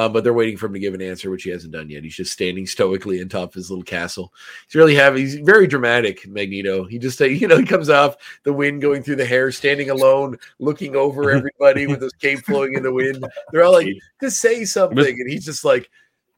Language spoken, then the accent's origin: English; Nova Scotia, Canada; they asked where I'm from, and being from Nova Scotia was quite a novelty over there